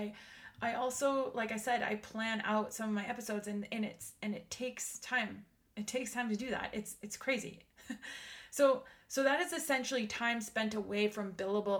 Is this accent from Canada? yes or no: yes; Canada; I am Canadian